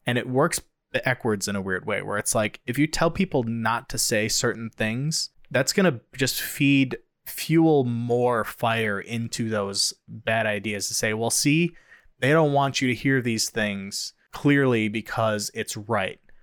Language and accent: English; United States; the freedoms we have as Americans